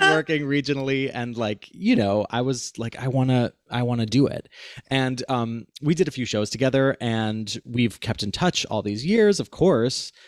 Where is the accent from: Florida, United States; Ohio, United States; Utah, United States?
Ohio, United States; Cleveland; Alex and I grew up together in Cleveland, Ohio